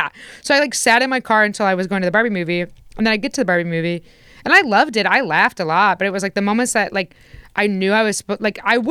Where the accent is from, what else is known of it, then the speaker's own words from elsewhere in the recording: Indiana, United States; moved away; growing up in Indiana